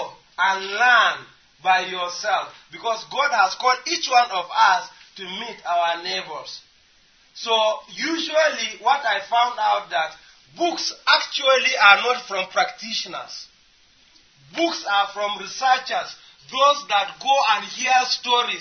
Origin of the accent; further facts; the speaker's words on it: Nigeria; We came from Nigeria